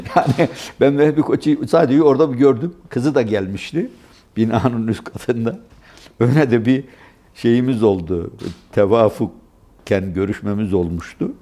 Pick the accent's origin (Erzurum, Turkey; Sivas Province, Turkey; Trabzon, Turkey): Sivas Province, Turkey; Gürün; Gürün bizim ilçemizdir